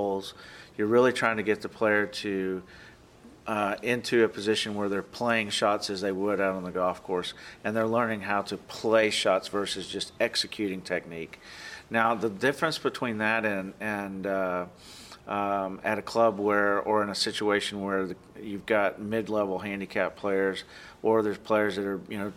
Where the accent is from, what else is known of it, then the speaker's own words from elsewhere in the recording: Georgia, United States; moved away as an adult; now in Oklahoma, United States; I grew up in Georgia, and my family was all, a lot of my family were farmers and factory workers